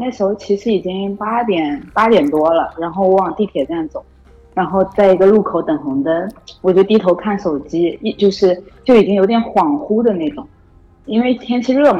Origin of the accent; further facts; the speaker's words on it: Jinhua, Zhejiang, China; 嗯？，江江浙江人，浙江金华人。